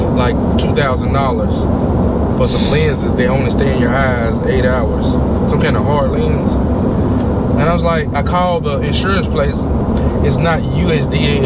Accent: Alabama, United States; accent: Alabama accent; also born or lived in Chicago; now in Fort Myers, United States; I'm from Alabama. I was raised in Alabama

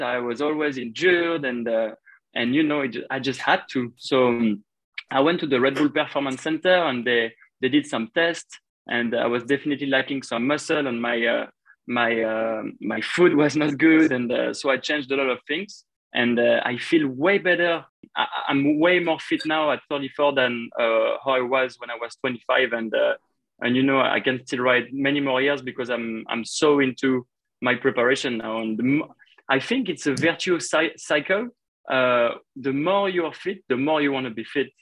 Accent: Paris, Île-de-France, France; my hometown

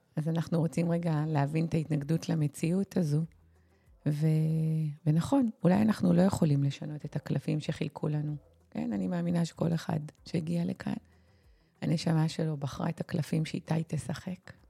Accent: Israel; אנחנו במיוחד היהודים, הישראלים

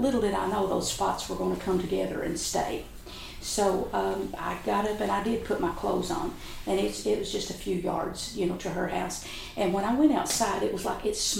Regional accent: River Caney, Breathitt County, Kentucky, United States; I was raised in Breathitt County in the community of River Caney

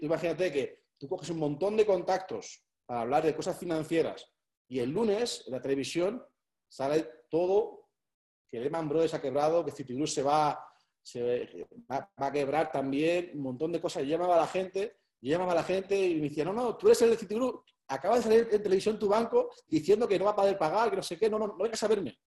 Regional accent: Spain; soy español

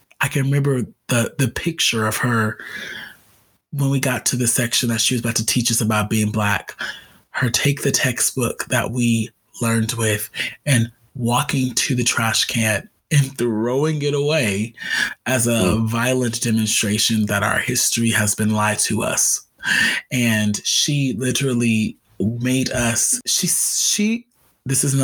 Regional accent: Los Angeles, California, United States; I grew up in Los Angeles. I grew up in LA, but I grew up in South LA.

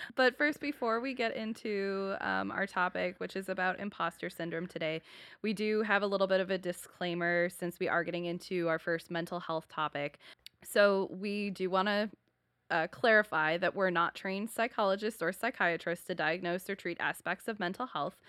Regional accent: Buffalo, New York, United States; moved away; my hometown is Buffalo, New York

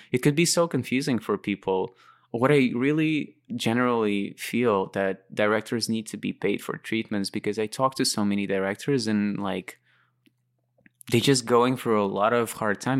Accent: Latvia; moved away as an adult; also born or lived in Moscow, Russia / London, United Kingdom; why I moved out from Lat-, like, in the first place, um, I was never really inspired by Latvia

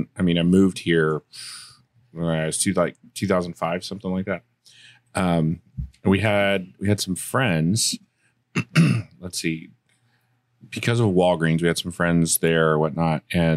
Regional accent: Sweetwater, Texas, United States; That is where I'm from. Little town, Sweetwater, Texas.

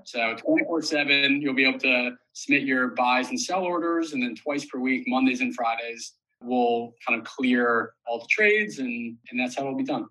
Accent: New York City, New York, United States; I did grow up in New York City. I live here currently.

